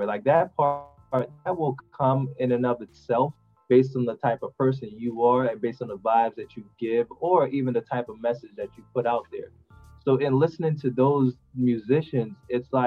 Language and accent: English; Montego Bay, Saint James, Jamaica; now in United States; I'm originally from Jamaica, but I migrated to the U.S., like you said, for a betterment of education